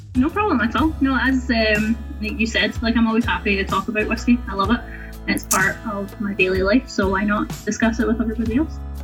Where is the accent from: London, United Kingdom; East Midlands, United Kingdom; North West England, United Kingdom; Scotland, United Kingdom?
Scotland, United Kingdom; moved away as an adult; also born or lived in Winnipeg, Manitoba, Canada; now in Canada